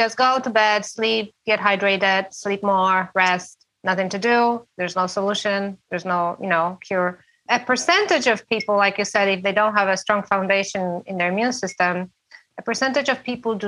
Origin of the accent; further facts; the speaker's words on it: Poland; now in San Juan Island, United States; I'm from Poland